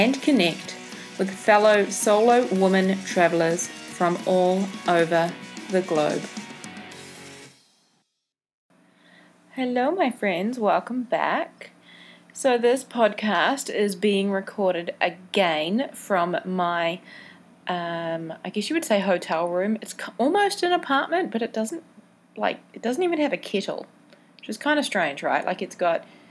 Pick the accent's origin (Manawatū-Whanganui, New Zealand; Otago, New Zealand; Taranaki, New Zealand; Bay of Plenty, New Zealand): Bay of Plenty, New Zealand; Mount Maunganui; moved away; My hometown, Mount Maunganui, is a beautiful beach town back in New Zealand